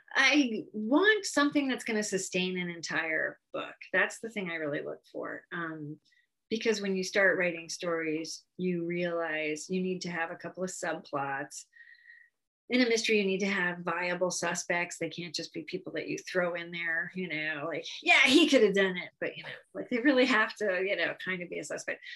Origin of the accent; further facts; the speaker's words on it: Connecticut, United States; moved away as an adult; now in Phoenix, United States; I've been in Phoenix um, for almost 30 years, but I grew up in Connecticut